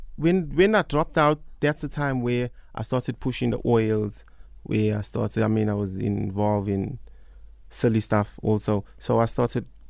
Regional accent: South Africa; growing up in Newlands, I mean, I had a fantastic time there

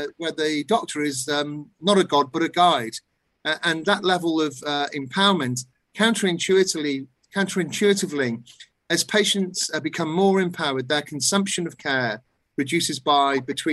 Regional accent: United Kingdom; In my own country, in the United Kingdom

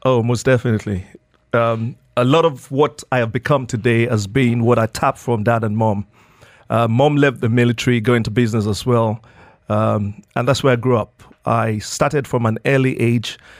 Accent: Nigeria; moved away as an adult; now in Dubai, United Arab Emirates; I grew up in Nigeria, um, spent my childhood in Nigeria

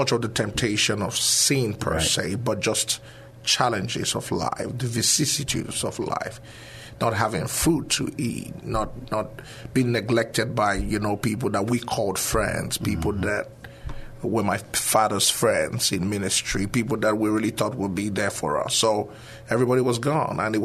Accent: Nigeria; moved away; originally from Nigeria.

